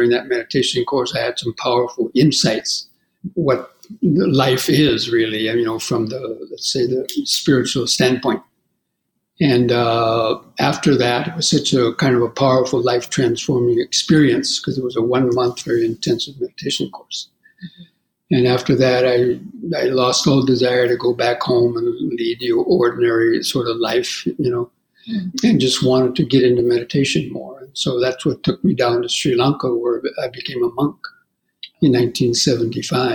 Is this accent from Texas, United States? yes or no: no; California, United States; moved away as an adult; I grew up in California in the 50s and 60s